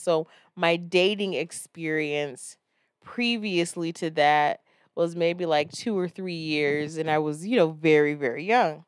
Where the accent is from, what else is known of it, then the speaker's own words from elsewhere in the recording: Florida, United States; I'm from Florida